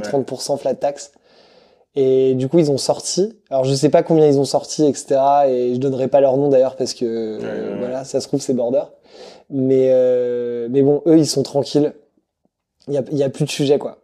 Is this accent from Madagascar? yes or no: yes; Madagascar; moved away as an adult; also born or lived in Lyon / Brussels / Paris; je viens de Madagascar à la base